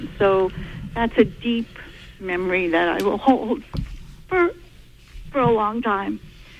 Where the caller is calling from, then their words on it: Stockton Springs, Maine, United States; I'm calling from Stockton Springs.